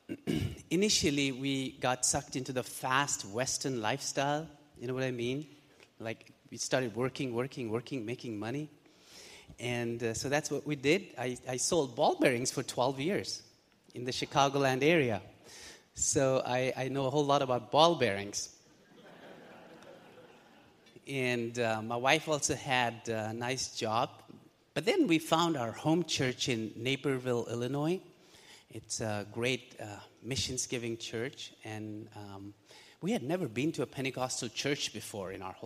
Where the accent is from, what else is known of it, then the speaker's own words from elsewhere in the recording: Pakistan; moved away as an adult; Both my wife and I, we're originally from Pakistan